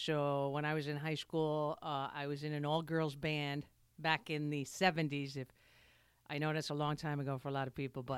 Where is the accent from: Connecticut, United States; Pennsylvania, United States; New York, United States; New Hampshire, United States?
New York, United States; New York City; I'm from Brooklyn.